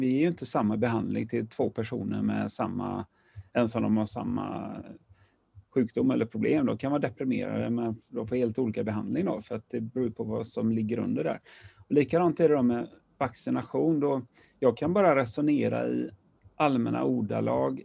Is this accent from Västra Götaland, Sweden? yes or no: yes; Partille, Västra Götaland, Sweden; also born or lived in Gothenburg / Lerum; Jag växte upp utanför Göteborg, i Partille